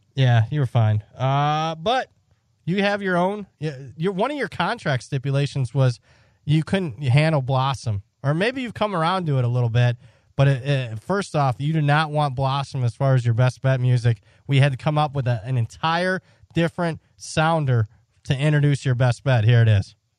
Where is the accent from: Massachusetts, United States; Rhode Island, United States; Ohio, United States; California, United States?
Ohio, United States; I'm from Ohio